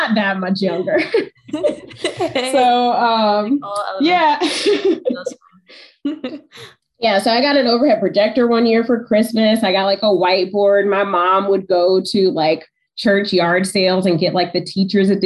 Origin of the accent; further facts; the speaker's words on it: Georgia, United States; moved away as an adult; now in Detroit, United States; I'm from Georgia. So I went to the University of Georgia